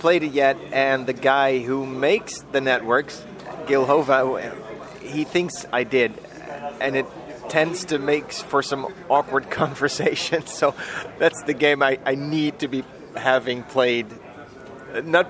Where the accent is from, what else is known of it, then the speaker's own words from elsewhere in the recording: Germany; I am from Germany